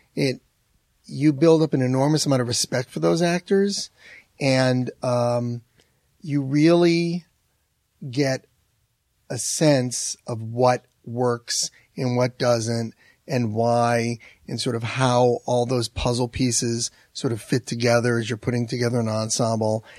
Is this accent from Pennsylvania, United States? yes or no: no; Manchester, Connecticut, United States; moved away; I'm from Har-, Manchester, Connecticut, and every time I go back to see my family